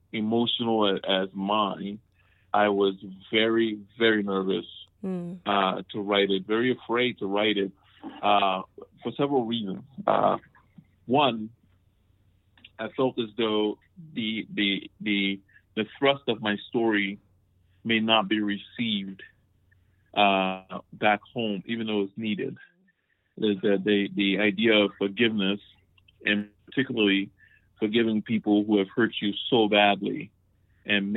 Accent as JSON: {"language": "English", "town": "Monrovia", "region": "Montserrado", "country": "Liberia", "tie": "born or raised there", "moved": "yes", "said": "I grew up in Monrovia, Liberia, one of the most wonderful places in the world."}